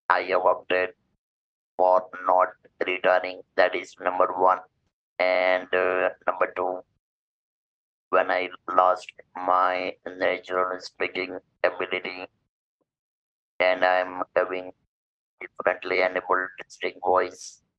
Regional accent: India; I'm from India.

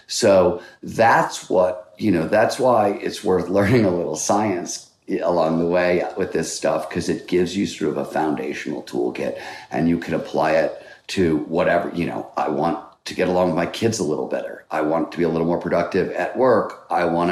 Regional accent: Cleveland, Ohio, United States; I grew up in Cleveland, Ohio

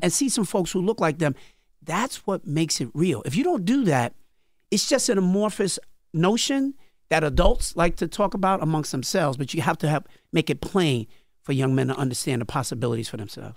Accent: New York City, New York, United States; also born or lived in Cambria Heights, Queens; I was born in Brooklyn in Crown Heights, lived in, uh, Brooklyn till I was about twelve years old.

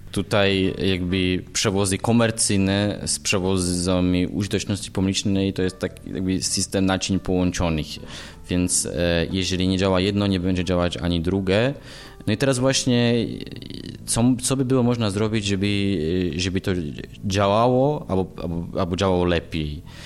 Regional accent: eastern Slovakia, Slovakia; now in Poland; pochodzę ze Słowacji, E, urodziłem się właśnie na wschodzie Słowacji no i od pewnego czasu działam

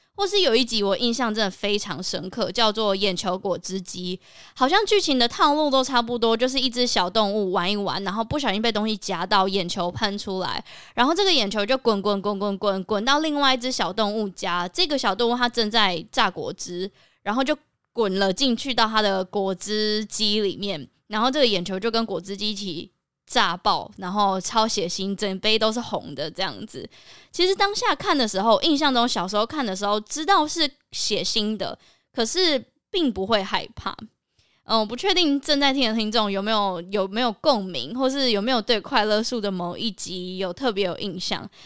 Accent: Kaohsiung, Taiwan; 我的出生跟成长都是在高雄

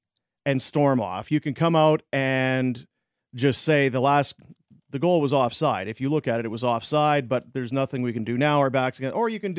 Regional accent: Canada; I'm a Canadian kid, and the boys, and my heart's breaking.

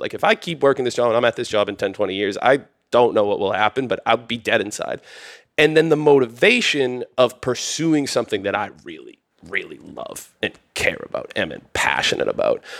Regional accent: outside of Boston, Massachusetts, United States; moved away as an adult; now in Austin, United States; I come from Boston, Massachusetts, a little outside of Boston, Mass

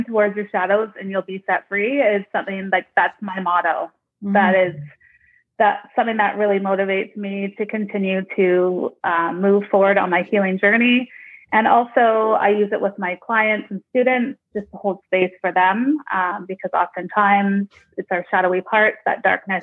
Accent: Nanaimo, British Columbia, Canada; I'm from Vancouver Island, a small, well, not so small anymore, a town called Nanaimo in Canada.

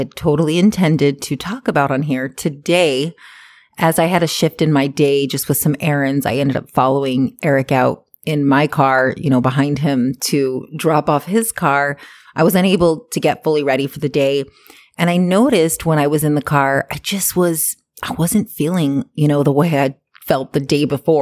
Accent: Hawaii, United States; moved away as an adult; now in Canada; I grew up in Hawaii

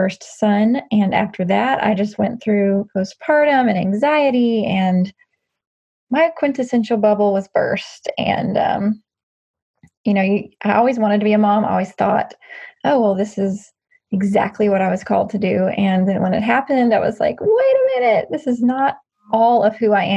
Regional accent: Nashville, Tennessee, United States; I was born and raised in Nashville

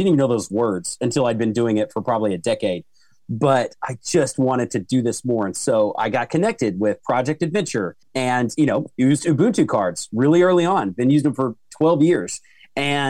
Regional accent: Oklahoma, United States; I'm from Oklahoma, and we have a student council camp called Basic that I went to.

